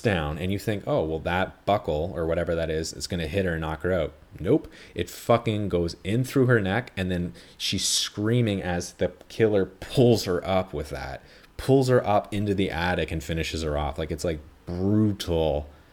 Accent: Canada; being a Canadian is like being a Jew

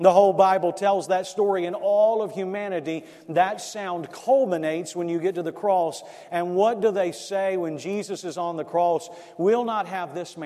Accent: South Florida, United States; I grew up in South Florida, and I used to do pest control

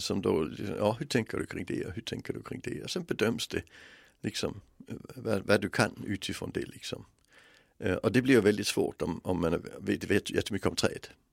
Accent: Denmark; moved away; växte jag upp i ett land som har ett skolsystem som inte är kunskapsbaserat utan bildningsbaserat

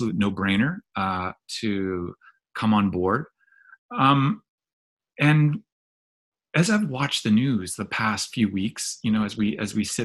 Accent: Saskatchewan, Canada; Saskatchewan, where I'm from. I'm from Treaty 6 territory.

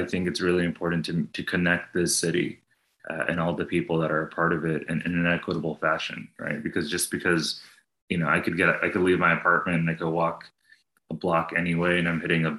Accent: New Jersey, United States; born there; also born or lived in New York / Texas; now in Austin, United States; I'm the kid of immigrants. I was born in New Jersey. I lived in New York, but then I've been in Texas for the past 20 years, Austin for the past 13.

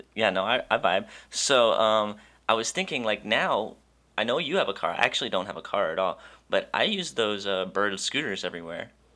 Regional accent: Wisconsin, United States; I'm from Wisconsin

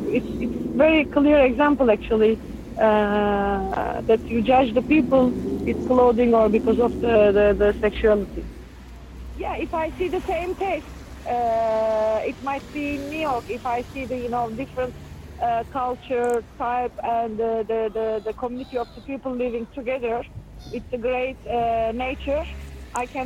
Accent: Ufa, Bashkortostan, Russia; English is a second language; now in Istanbul, Turkey; my hometown and my home uh, is Ufa, where I born. But when I start to live in different city and let's say half of my life is now in Istanbul, like more than 25 years

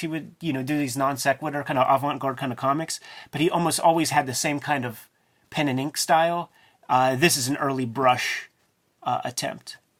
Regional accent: Pittsburgh, Pennsylvania, United States; I'm a boy from Pittsburgh, man. My parents worked at the steel mill

